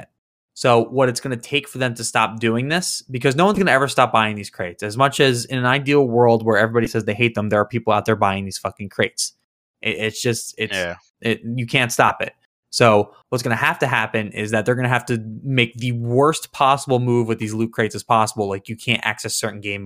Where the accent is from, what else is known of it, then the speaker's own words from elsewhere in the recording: New Jersey, United States; moved away as an adult; now in Maryland, United States; I'm from New Jersey originally, but I go to school in Maryland